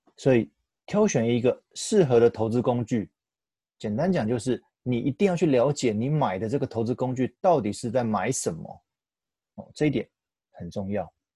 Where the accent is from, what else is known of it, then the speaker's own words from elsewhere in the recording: Taiwan; 我们台湾人很习惯一窝蜂在投资上面追求热门的标的或当下明星产业